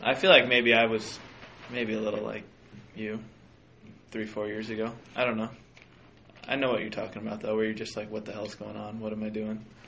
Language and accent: English; Minnesota, United States; I'm technically a Minnesotan